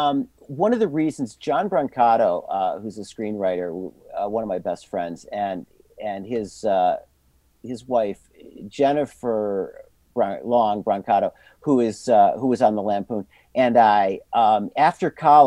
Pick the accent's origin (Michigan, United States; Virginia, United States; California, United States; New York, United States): New York, United States; Endicott; I grew up entirely in Endicott.